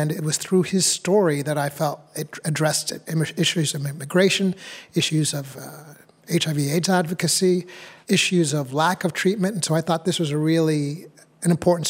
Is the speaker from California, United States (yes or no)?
no; New Hampshire, United States; I was born in New Hampshire. My parents are from Uganda